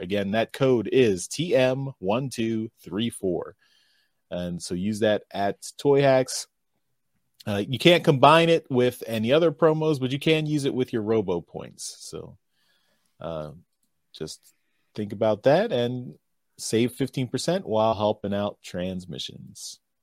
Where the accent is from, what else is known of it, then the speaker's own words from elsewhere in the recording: Philadelphia, Pennsylvania, United States; it's centered around Philadelphia. That's my hometown